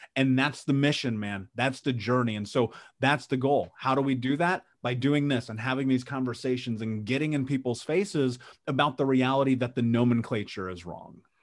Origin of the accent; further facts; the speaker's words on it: Indianapolis, Indiana, United States; I grew up in Indianapolis in the Midwest in, in America